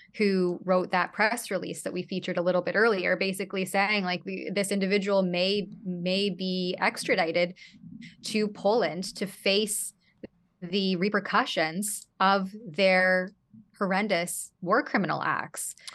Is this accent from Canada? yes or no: yes; Canada; as a Canadian